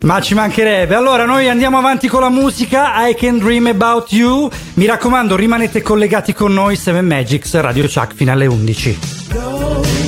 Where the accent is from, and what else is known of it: Calabria, Italy